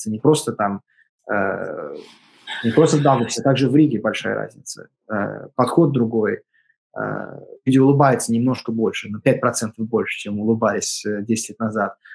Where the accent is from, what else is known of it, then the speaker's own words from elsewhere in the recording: Russia; also born or lived in Latvia; я из э, России, у меня, и даже если я родился в Латвии, у меня в паспорте написано Russia, born in Russia.